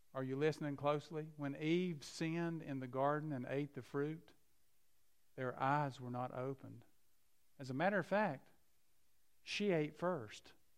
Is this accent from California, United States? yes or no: no; Keystone, West Virginia, United States; I grew up in McDowell County in a place near Keystone, West Virginia